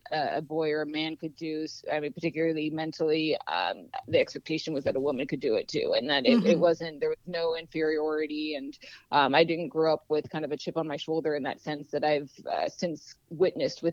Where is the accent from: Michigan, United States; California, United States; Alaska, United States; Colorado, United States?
Alaska, United States; Anchorage; I grew up in Anchorage